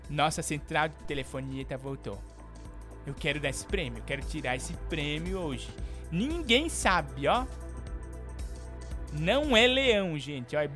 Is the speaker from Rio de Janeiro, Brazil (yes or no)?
yes; Rio de Janeiro, Brazil; Eu sou do Rio de Janeiro.